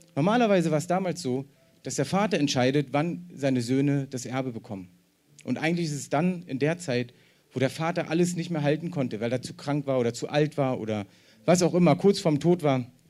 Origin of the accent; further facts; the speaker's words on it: East Germany, Germany; ich bin ja selber Ossi